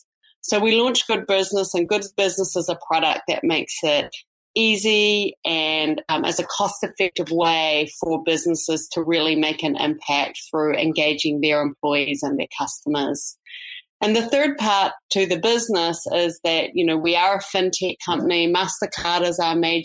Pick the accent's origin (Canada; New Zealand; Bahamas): New Zealand; moved away as an adult; also born or lived in New York; now in United States; I'm a New Zealand native, as you could probably hear from my accent